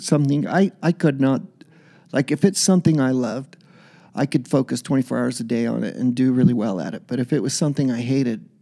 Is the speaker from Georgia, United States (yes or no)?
no; Utah, United States; I'm this kid from Utah